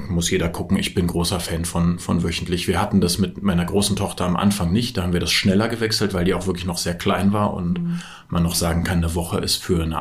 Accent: Berlin, Germany; also ich bin aus Berlin und bin in Berlin geboren und aufgewachsen, habe vor vielen, vielen Jahren schon eine Wohnung im Prenzlauer Berg gekauft

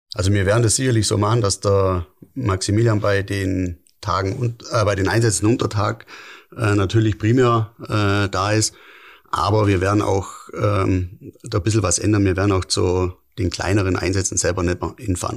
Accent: Lindau, Bavaria, Germany; bin Urlindauer

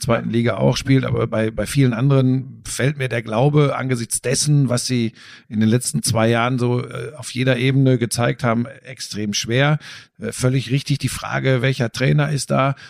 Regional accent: Bottrop, North Rhine-Westphalia, Germany; also born or lived in Gladbeck; ich bin im Ruhrgebiet aufgewachsen. Das ist, ich komme aus Bottrop, ja, Gladbeck, Bottrop

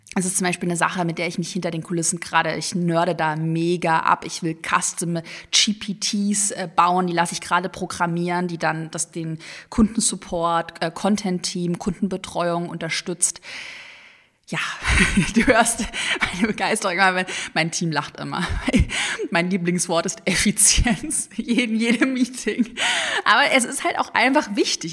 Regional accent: Sigmaringen, Baden-Württemberg, Germany; Ich bin ja gebürtige Schwäbin. in Sigmaringen auf der Schwäbischen Alb geboren

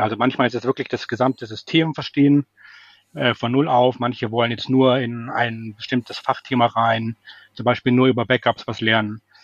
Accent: Munich, Bavaria, Germany; moved away as an adult; now in Hamburg, Germany; ich komme ursprünglich aus München, deswegen ist das Servus dabei

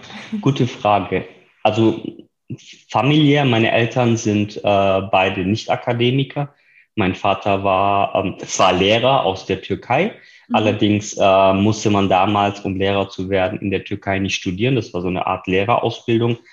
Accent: near Reutlingen, Baden-Württemberg, Germany; moved away as an adult; now in Berlin, Germany; ich selbst komme aus dem Süden Deutschlands, aus der Nähe von Reutlingen, wo ich geboren bin und studiert habe

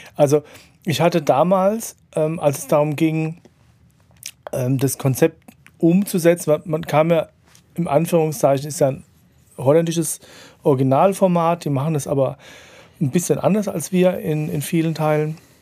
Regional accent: Mannheim, Baden-Württemberg, Germany; in meiner Heimatstadt

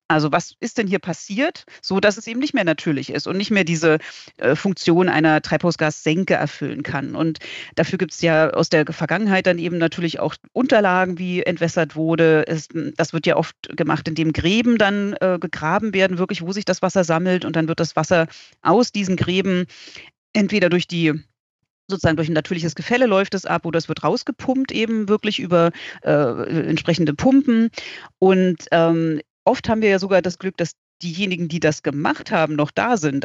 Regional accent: Berlin, Germany; moved away; ich komme ursprünglich aus Berlin

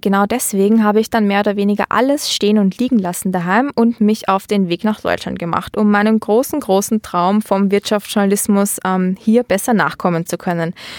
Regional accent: Austria; moved away as an adult; also born or lived in Vienna; now in Düsseldorf, Germany; wir in Österreich

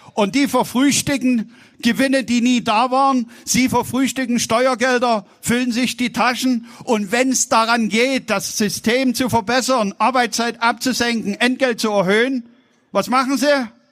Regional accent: Saxony, Germany; accent: Saxon; Wir sprechen Deutsch und ich spreche mit sächsischem Dialekt

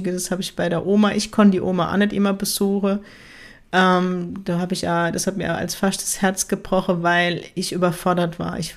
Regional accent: Ziegelhausen, Baden-Württemberg, Germany; Und ähm, der Ort, wo ich herkomme, heißt Ziegelhausen

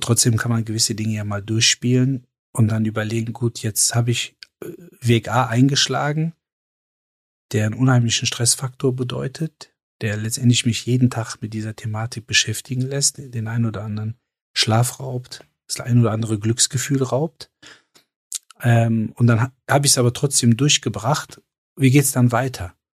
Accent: Cologne, North Rhine-Westphalia, Germany; ich komme aus Köln.

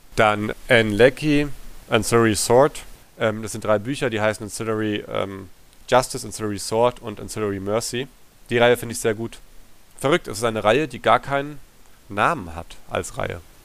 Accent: Germany; also born or lived in Tanzania / Hessenbruch; ich bin in Tansania groß geworden, mhm. bis ich acht war und dann den Rest der Schulzeit in Deutschland

